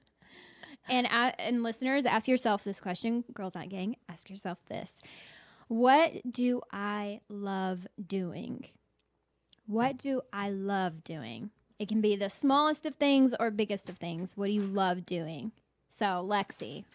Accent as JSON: {"language": "English", "region": "the South", "country": "United States", "said": "I'm from the South"}